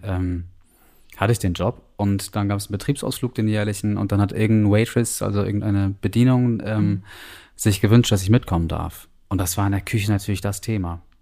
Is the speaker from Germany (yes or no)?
yes; Northern Germany, Germany; moved away; also born or lived in New Zealand; als Norddeutsche